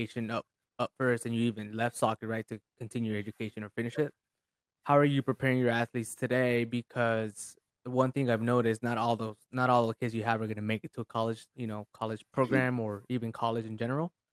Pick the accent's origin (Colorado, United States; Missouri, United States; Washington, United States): Washington, United States; moved away; I'm from Washington